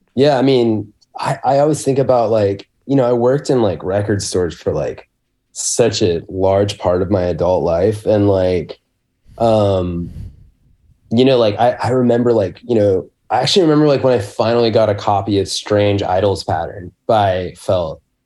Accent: Spokane, Washington, United States; I grew up in Spokane, um, in Washington State

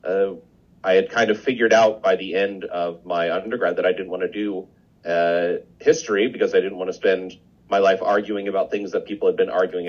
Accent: Midwest, United States; also born or lived in Indiana / Kansas / Nebraska / Wisconsin; I'm from all over the Midwest, Indiana, Kansas, Indiana, Nebraska, Wisconsin, Missouri for my PhD. So kind of all that with a bit of Colorado in before moving down here.

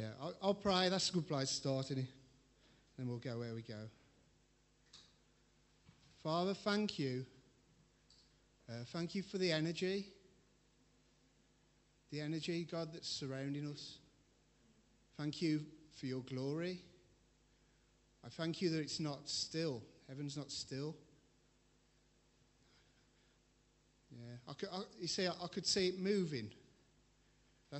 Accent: England, United Kingdom; we're all English

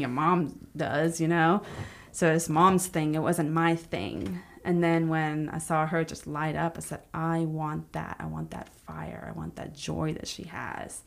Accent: Palestine, Texas, United States; also born or lived in Houston, Texas; now in Tyler, United States; I grew up in Palestine for twenty-seven years.

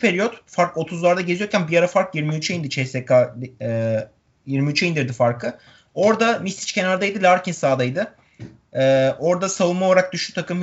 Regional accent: Turkey; bir Türk olarak

